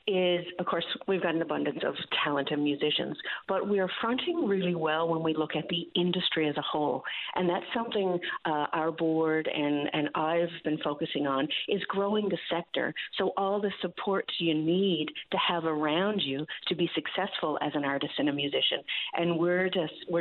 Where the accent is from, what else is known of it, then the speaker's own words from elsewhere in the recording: Grand Falls-Windsor, Newfoundland and Labrador, Canada; my hometown of Grand Falls, Windsor